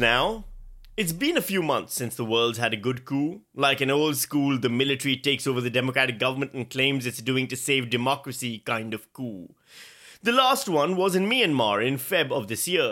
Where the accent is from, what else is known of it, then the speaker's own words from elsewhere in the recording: Pakistan; now in Australia; Speaking as a Pakistani